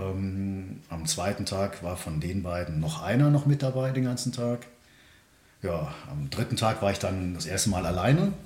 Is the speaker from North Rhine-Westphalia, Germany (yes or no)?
yes; Königswinter, North Rhine-Westphalia, Germany; Ich bin äh, geboren im Siebengebirge bei mhm. Bonn